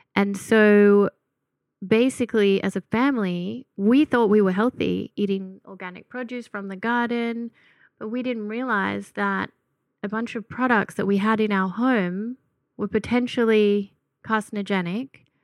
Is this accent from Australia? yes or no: yes; Gunnedah, New South Wales, Australia; moved away; I was born and raised in a little country town called Gunnedah